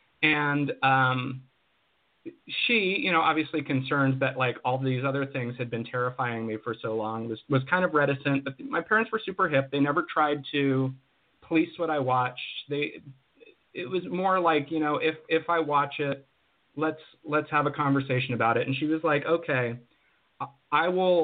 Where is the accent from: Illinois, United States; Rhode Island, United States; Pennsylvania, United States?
Pennsylvania, United States; also born or lived in New Mexico / Colorado / Arizona; And then we moved to Western Pennsylvania, where I went to high school.